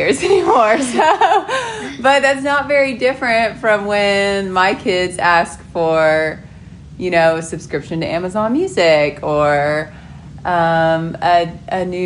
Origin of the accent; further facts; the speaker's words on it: Oklahoma City, Oklahoma, United States; also born or lived in Montana; I was born in Montana, but I was raised in Oklahoma City.